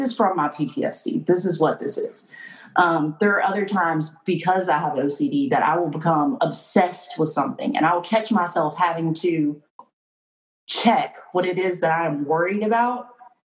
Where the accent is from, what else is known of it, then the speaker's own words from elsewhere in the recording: North Carolina, United States; also born or lived in Wilmington, North Carolina; now in Fayetteville, United States; I'm from North Carolina